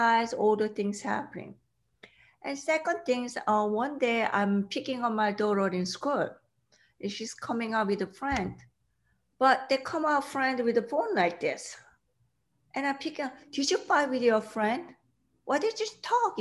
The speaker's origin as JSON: {"language": "English", "country": "South Korea", "tie": "born or raised there", "second_language": "English", "moved": "yes", "said": "I grew up in South Korea"}